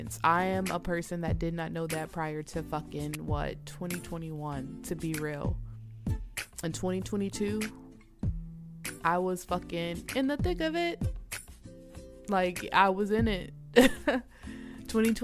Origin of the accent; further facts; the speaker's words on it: Atlanta, Georgia, United States; now in Minnesota, United States; I'm not born and raised here in Minnesota, y'all. I'm from Georgia, Atlanta, okay? I'm not from up north. I'm from the south, born and raised in the south